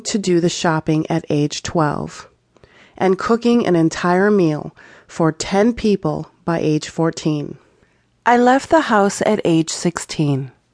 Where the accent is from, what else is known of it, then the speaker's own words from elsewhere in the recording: Chicago, Illinois, United States; I grew up in Chicago, and in eighth grade, we moved to the suburbs